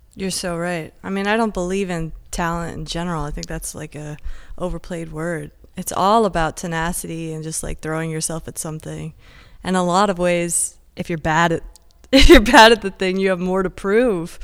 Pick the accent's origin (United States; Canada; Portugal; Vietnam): United States; Encinitas, California; moved away; also born or lived in San Diego / London; I was born, like, in Encinitas, grew up in Encinitas